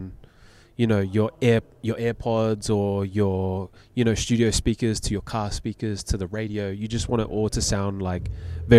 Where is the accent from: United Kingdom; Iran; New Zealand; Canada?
New Zealand; moved away; I'm originally from New Zealand